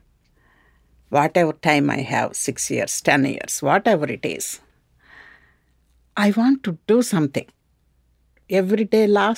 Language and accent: English; India; first language Telugu; English is a second language; moved away as an adult